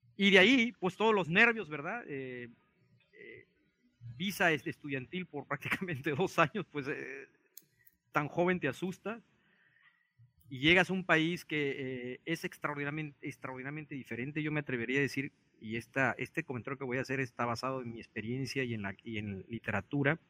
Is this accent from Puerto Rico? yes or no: no; Mexico; also born or lived in Japan; como mexicano en un país como Japón